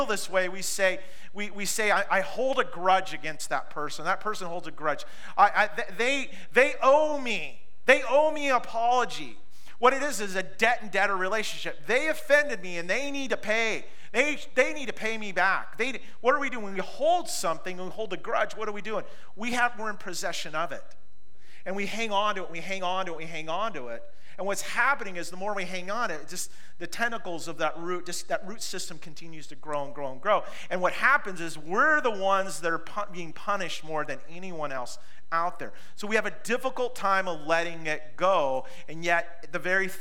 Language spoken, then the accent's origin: English; Pacific Northwest, United States; Growing up in the Pacific Northwest, if you're with me on this, we've all had the good fight to eliminate blackberries